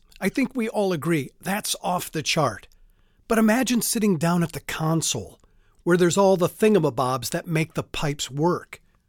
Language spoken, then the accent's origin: English; Michigan, United States; now in Mesa, United States; I grew up in Michigan, and like a lot of folks from the Great Lakes State